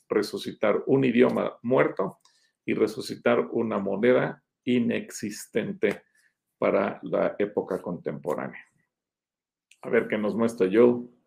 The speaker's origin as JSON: {"language": "Spanish", "country": "Mexico", "said": "yo como mexicano no judío"}